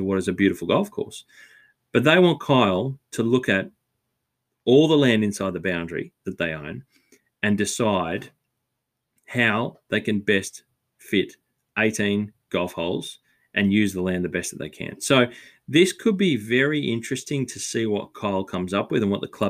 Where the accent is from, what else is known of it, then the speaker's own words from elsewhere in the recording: Australia; as an Aussie